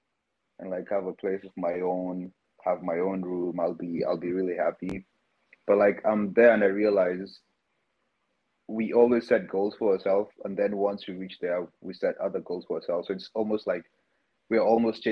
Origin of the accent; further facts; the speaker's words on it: Nairobi, Kenya; moved away as an adult; now in New York, United States; growing up in Nairobi